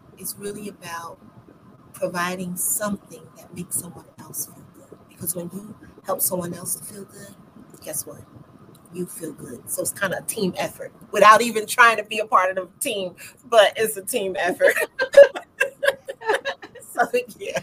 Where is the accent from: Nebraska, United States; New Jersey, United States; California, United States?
New Jersey, United States; now in Chesapeake, United States; I'm here in Virginia, Chesapeake, Virginia, but originally born and raised in New Jersey, and I moved here in 1999, but I will always be a Jerseyan